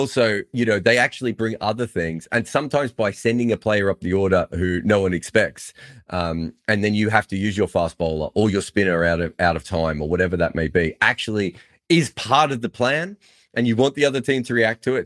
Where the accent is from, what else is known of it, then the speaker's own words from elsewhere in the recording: Victoria, Australia; I used to say I was from the Democratic Republic of Victoria